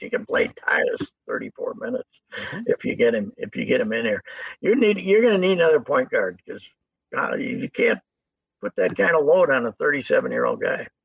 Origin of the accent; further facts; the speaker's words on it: St. Paul, Minnesota, United States; I'm from St. Paul